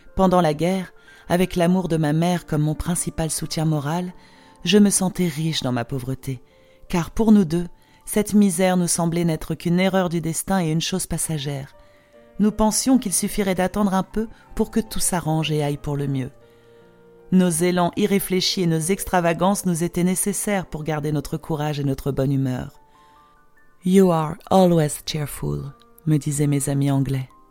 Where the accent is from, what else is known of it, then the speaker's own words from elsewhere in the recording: Poland; accent: Polish; French is a second language; also born or lived in Geneva, Switzerland / England / Sardinia; now in Switzerland; mes racines se trouvent quand même dans mon pays d'origine. La Pologne sera toujours ma patrie